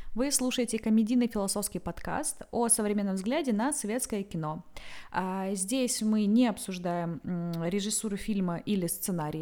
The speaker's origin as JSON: {"language": "Russian", "area": "the South", "region": "South of Russia", "country": "Russia", "moved": "as an adult", "lives_now": "Saint Petersburg, Russia", "said": "я просто южанка"}